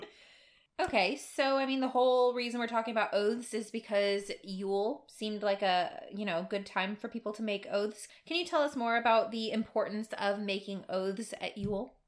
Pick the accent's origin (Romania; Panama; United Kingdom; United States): United States; I'm American, so I definitely made not an oath, but a pledge to a certain flag every single day in school.